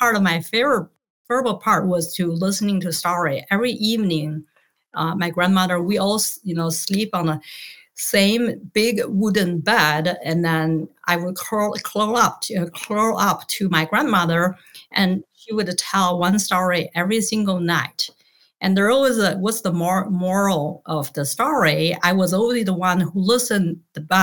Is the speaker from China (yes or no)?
yes; Beijing, China; moved away; also born or lived in Tianjin; I grew up in Tianjin. So that's a city 75 miles southeast of Beijing. That's the capital of China. And then I moved to Beijing as soon as I started elementary school